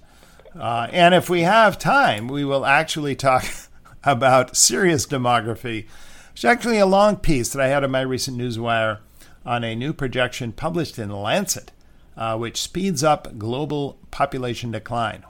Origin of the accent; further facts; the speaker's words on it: Santa Monica, California, United States; moved away; I was born in Santa Monica